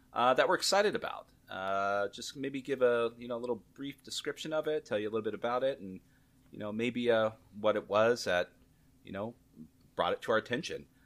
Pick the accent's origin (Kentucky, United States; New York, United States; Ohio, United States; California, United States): California, United States; Southern; I'm growing up in Southern California in the United States